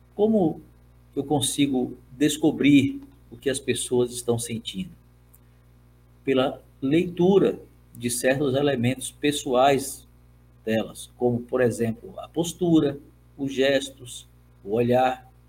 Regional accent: Brazil; first language Portuguese; Como brasileiro, eu sou nativo da língua portuguesa

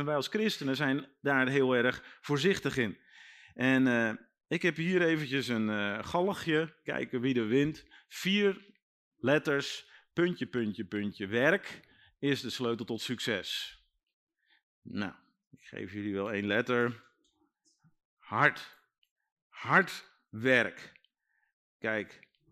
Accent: Netherlands; wij als Nederlanders

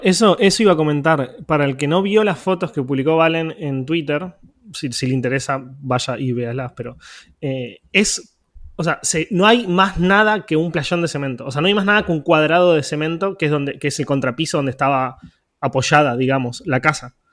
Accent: Quilmes, Buenos Aires Province, Argentina; Quilmes, que es de donde soy

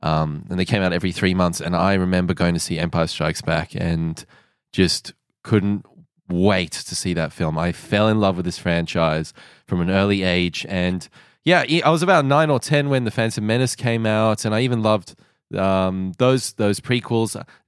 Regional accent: England, United Kingdom; accent: pommy; I'm from England. I'm sorry.

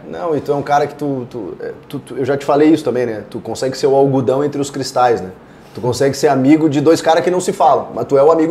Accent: Porto Alegre, Rio Grande do Sul, Brazil; Sou de Porto Alegre. É, eu, eu, eu nasci ali na, na Adão

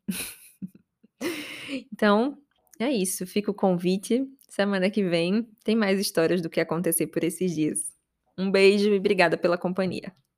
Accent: Aracaju, Sergipe, Brazil; moved away as an adult; now in São Paulo, Brazil; Eu tô aqui em São Paulo e não odiava morar em Aracaju

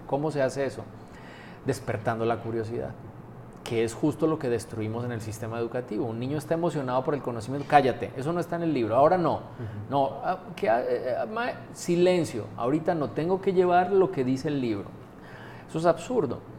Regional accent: Colombia; moved away as an adult; now in Aguascalientes, Mexico; Yo, no nací en México, yo nací en Colombia. Llevo la mitad de mi vida, justo este año cumplí, la mitad de mi vida aquí en México, 23 años

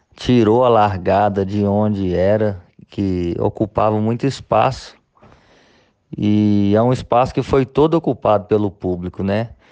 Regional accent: Caratinga, Minas Gerais, Brazil; eu sou de Caratinga

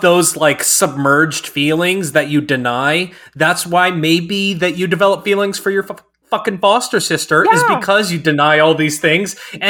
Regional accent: the Bible Belt, United States; And you know, growing up in the Bible Belt, and like, you can't hold hands if you're dating somebody

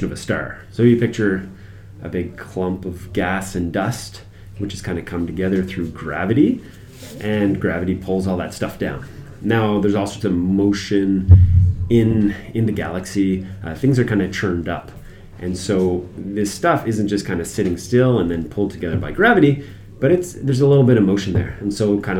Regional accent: Moncton, New Brunswick, Canada; moved away as an adult; also born or lived in Halifax; I'm from Moncton originally

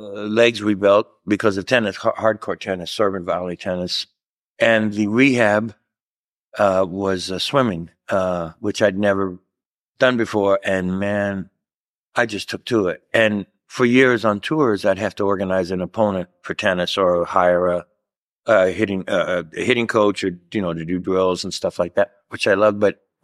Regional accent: Louisville, Kentucky, United States; Louisville, Kentucky. Yeah, man. Midwest, you know, not a big family and athletic family.

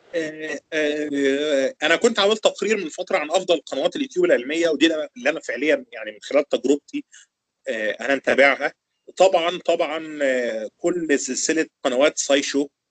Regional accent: Egypt; عندنا في مصر

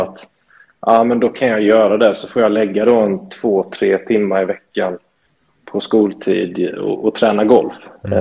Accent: Småland, Sweden; jag är född och uppvuxen i Småland egentligen

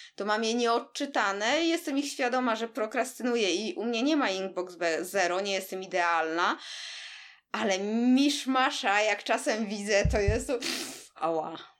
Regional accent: Warsaw, Masovian Voivodeship, Poland; jesteśmy oboje z Warszawy

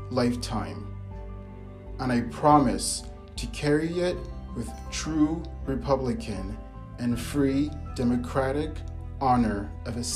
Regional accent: New York City, New York, United States; which reminded me of something I did every morning in school in New York City growing up.

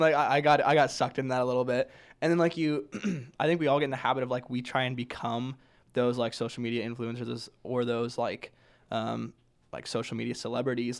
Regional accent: Grand Island, Nebraska, United States; I'm from Grand Island, Nebraska

